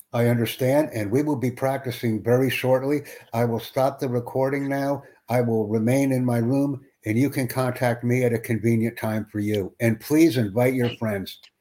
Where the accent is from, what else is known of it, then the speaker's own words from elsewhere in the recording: United States; first language English; I'm a native English speaker from Estados Unidos